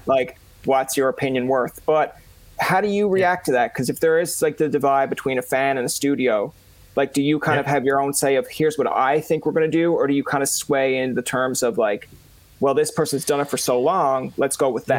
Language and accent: English; Newfoundland and Labrador, Canada; I'm a Newfoundlander myself